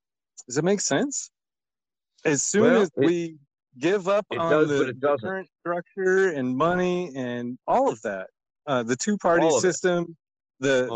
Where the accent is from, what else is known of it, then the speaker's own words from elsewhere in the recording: Indiana, United States; now in Arizona, United States; I'm from Indiana